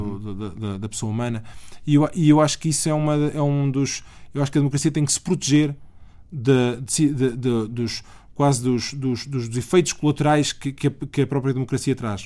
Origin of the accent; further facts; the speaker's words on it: Aveiro, Aveiro District, Portugal; also born or lived in Abrantes; A minha família está em Aveiro há, há, há muitos anos, há, há, séculos, literalmente há séculos. Mas, portanto, eu sempre, eu sempre vivi no litoral